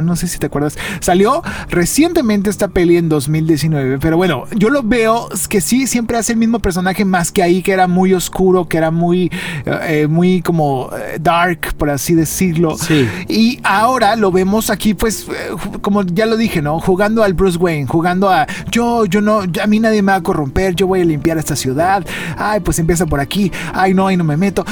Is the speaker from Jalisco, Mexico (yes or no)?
no; Monterrey, Nuevo León, Mexico; crecimos nosotros aquí en Monterrey